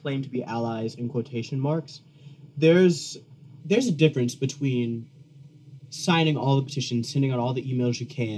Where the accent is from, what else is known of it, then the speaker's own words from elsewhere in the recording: Jackson, Mississippi, United States; I'm from Jackson, Mississippi